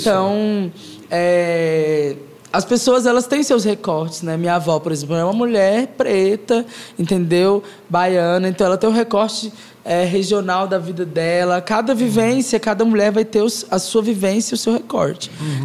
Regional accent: Goiás, Brazil; sou uma garota goiana

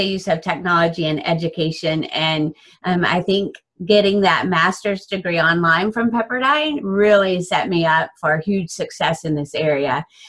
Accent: Dallas, Texas, United States; I am from the Dallas, Texas area in the United States.

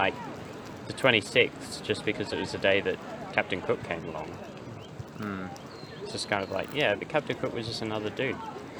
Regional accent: Australia

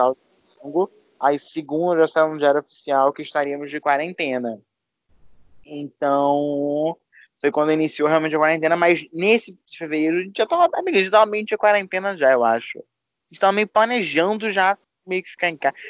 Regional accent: Rio de Janeiro, Brazil; somos do Rio é, da parte pobre, tá, amor? A gente não é da Zona Sul, nem da Barra

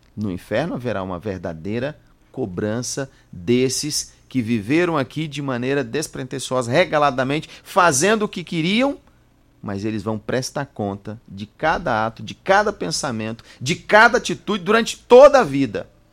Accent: Brazil; nós, como brasileiros

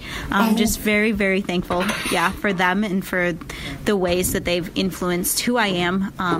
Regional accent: Minneapolis, Minnesota, United States; now in Columbia, United States; I'm from Minneapolis, Minnesota.

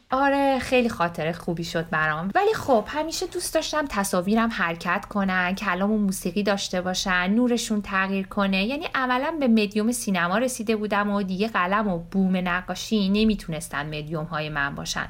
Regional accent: Iran; moved away as an adult; also born or lived in Germany / Tehran; now in Bologna, Italy; خودمم به واسطه تحصیل پدرم تو آلمان اونجا به دنیا اومده بودم، این وسوسه که برای ادامه تحصیل برم خارج و بعدش برگردم و به وطنم خدمت کنم

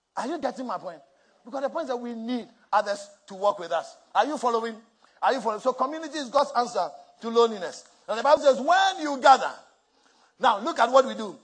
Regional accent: Accra, Greater Accra, Ghana; moved away; where I grew up in Mamobi Nima

